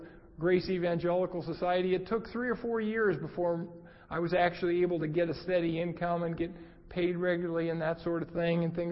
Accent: Southern California, United States; moved away as an adult; also born or lived in North Carolina; I'm from Southern California.

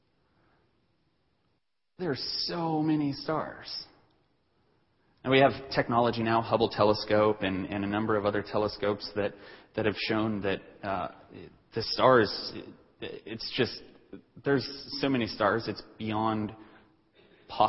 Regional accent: Denver, Colorado, United States; I grew up in Denver, and so Denver is not that big of a city.

